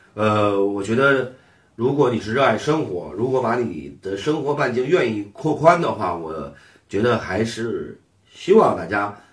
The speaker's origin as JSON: {"language": "Chinese", "country": "China", "said": "现在我们中国人在选择轿车的选择家用车的时候"}